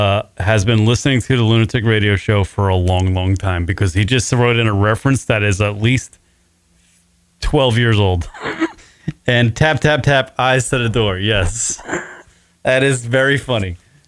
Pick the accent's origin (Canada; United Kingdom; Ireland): Ireland; Because that's what I have to do at my size and my age. I'm Irish.